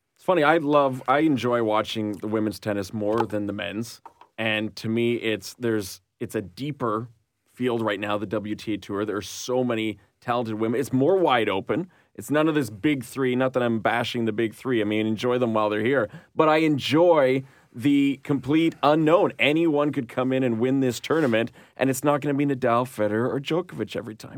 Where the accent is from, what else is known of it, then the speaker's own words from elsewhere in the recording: Montreal, Quebec, Canada; I'm from Montreal